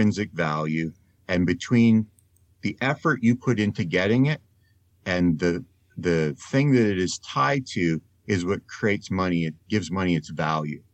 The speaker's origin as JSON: {"language": "English", "country": "Canada", "also_born_or_lived": "Netherlands", "said": "I am Canadian and I am also Dutch, I'm a dual citizen"}